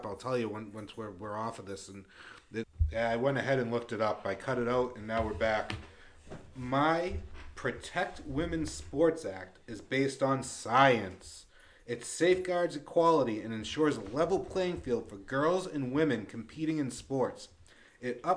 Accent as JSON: {"language": "English", "town": "Lawrence", "region": "Massachusetts", "country": "United States", "tie": "born or raised there", "moved": "yes", "said": "I grew up in Lawrence, Massachusetts"}